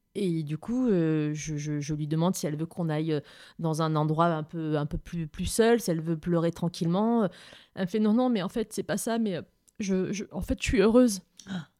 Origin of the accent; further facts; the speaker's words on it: south of France, France; moved away; je viens du sud de la France